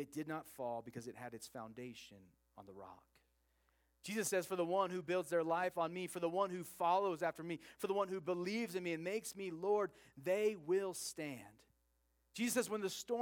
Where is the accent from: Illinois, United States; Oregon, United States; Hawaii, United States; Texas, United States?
Oregon, United States; I grew up in Oregon